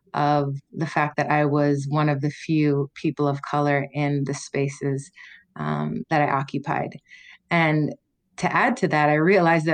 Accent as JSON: {"language": "English", "town": "Toronto", "region": "Ontario", "country": "Canada", "tie": "born or raised there", "also_born_or_lived": "Ottawa / United States", "moved": "as an adult", "said": "I was born in Ottawa to a Jamaican mother and a Canadian-born father, white father. I grew up in Toronto, a really diverse, eclectic city"}